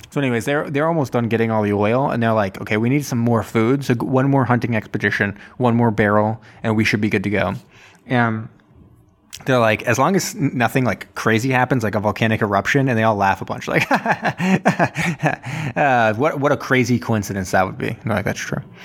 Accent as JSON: {"language": "English", "area": "Martha's Vineyard", "region": "Massachusetts", "country": "United States", "tie": "born or raised there", "said": "in my hometown"}